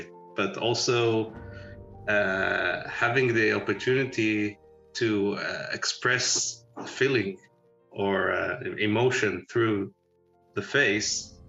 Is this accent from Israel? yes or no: yes; Israel; moved away as an adult; now in Pittsburgh, United States; I was born in Israel and we moved here in 2008 with the family